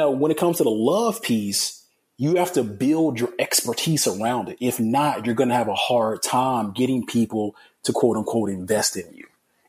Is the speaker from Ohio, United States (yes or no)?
no; Alabama, United States; And so, again, I'm from Alabama. I love like University of Alabama football.